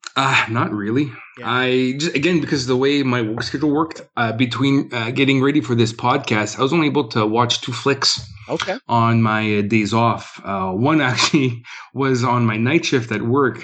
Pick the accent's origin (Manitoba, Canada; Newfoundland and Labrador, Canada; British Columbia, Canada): Manitoba, Canada; Winnipeg; I'm from Winnipeg